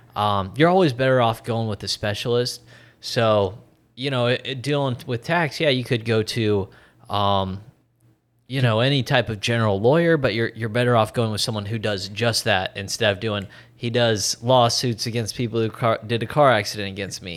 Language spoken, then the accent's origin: English; Iowa, United States; State of Iowa. I'm from Iowa, not the biggest state